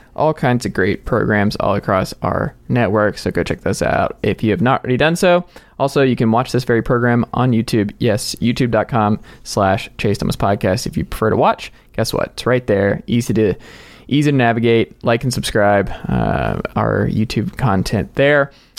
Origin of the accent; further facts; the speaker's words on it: Atlanta, Georgia, United States; moved away; I'm from Georgia originally in Atlanta